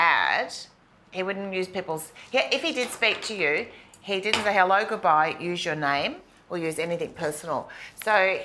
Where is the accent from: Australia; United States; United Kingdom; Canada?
Australia; Wondai, Queensland; moved away; also born or lived in Kingaroy, Queensland / Northern Rivers, New South Wales; I grew up in a town called Wandai southeast Queensland. I was born in Kingaroy